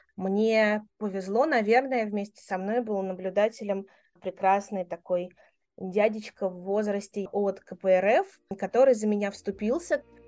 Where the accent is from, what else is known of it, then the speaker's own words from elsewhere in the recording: Moscow, Russia; moved away as an adult; я родилась и выросла в Москве